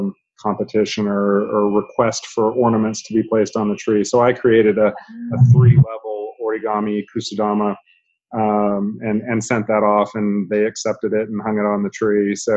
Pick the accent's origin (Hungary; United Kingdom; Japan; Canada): Japan; born there; So she was born and raised in Japan, first generation immigrant. I was born in Japan myself